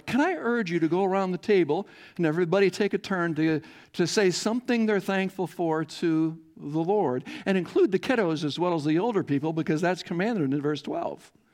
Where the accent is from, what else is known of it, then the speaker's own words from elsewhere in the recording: Iowa, United States; growing up in Iowa farm